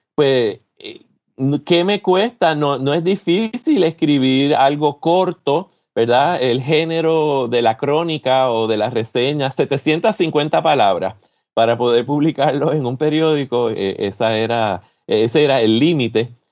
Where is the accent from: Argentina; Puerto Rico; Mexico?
Puerto Rico; San Juan; moved away as an adult; also born or lived in São Paulo, Brazil; now in Michigan, United States; de San Juan, de la zona metropolitana, que es de donde yo soy, donde yo me crié